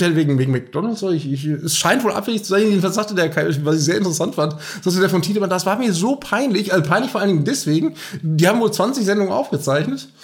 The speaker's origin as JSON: {"language": "German", "region": "North Rhine-Westphalia", "country": "Germany", "said": "wir kommen ja aus Nordrhein-Westfalen"}